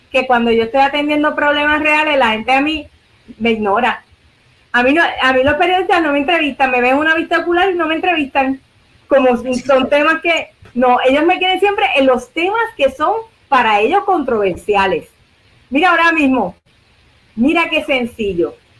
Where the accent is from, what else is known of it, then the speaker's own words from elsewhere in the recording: Puerto Rico; nosotros somos territorio de los Estados Unidos